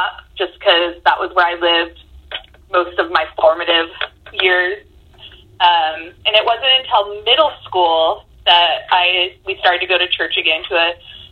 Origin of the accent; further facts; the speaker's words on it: Tacoma, Washington, United States; also born or lived in Roy, Washington / Idaho; I am from Tacoma to various degrees of places I lived growing up. Tacoma proper is where we lived when I was little